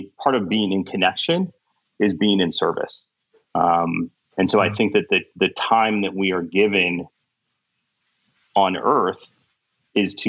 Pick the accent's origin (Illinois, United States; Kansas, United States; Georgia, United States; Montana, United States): Kansas, United States; moved away as an adult; also born or lived in Egypt / Caribbean / Thailand / India; I'm originally from Kansas and grew up in the Midwest.